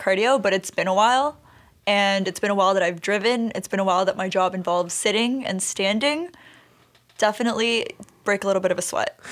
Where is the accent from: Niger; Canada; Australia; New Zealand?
Canada; Brampton, Ontario; also born or lived in Cali, Colombia / Toronto; grew up in Brampton